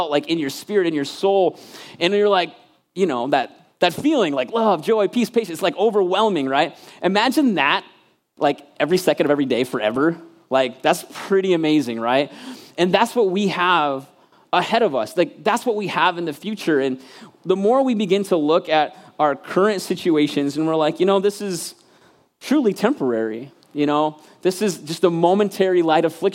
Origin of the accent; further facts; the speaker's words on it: Michigan, United States; moved away as an adult; I was actually back home in Michigan. I'm from Michigan, and I got to preach in my home church, the church I literally, like, was born, and then when I graduated, I left, like, 18-year church